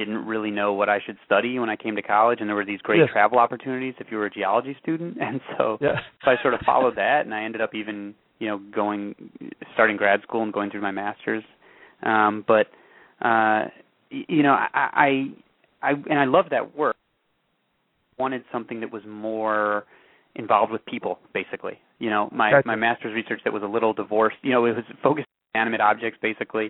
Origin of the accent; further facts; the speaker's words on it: Evanston, Illinois, United States; I grew up just outside of Chicago in Evanston, Illinois